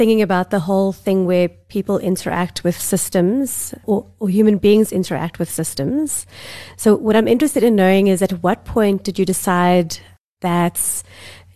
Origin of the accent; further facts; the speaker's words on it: Westville, KwaZulu-Natal, South Africa; I grew up in Westville.